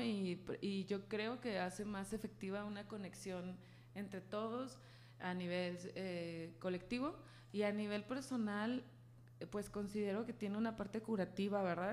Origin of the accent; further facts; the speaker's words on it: Guadalajara, Jalisco, Mexico; yo soy de aquí de Guadalajara, soy súper tapatía